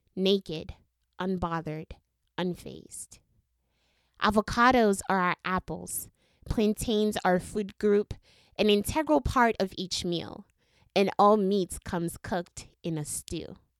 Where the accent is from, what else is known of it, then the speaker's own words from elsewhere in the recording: Haiti; English is a second language; moved away; I was born and raised in Haiti